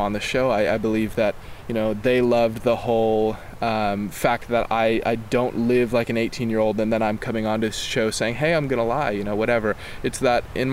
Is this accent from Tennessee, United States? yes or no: yes; Knoxville, Tennessee, United States; moved away as an adult; now in Los Angeles, United States; I was born and raised in Knoxville, Tennessee, and I live in L.A.